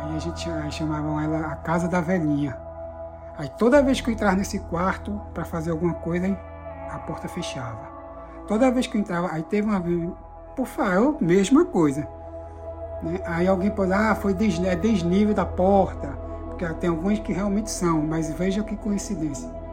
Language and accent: Portuguese; Recife, Pernambuco, Brazil; moved away as an adult; now in Orlando, United States; eu moro atualmente, estou morando aqui nos Estados Unidos, né, em Orlando, é, mas eu sou natural de Recife, Pernambuco.